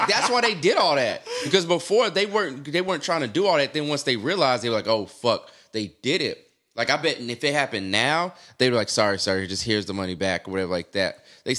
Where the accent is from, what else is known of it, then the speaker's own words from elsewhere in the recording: the South, United States; I can't get down with y'all strip clubs up here, though. I'm from the South.